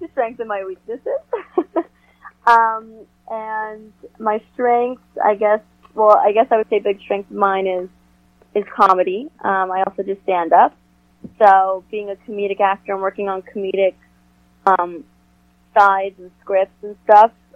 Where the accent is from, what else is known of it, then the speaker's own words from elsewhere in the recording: New York, United States; as a New Yorker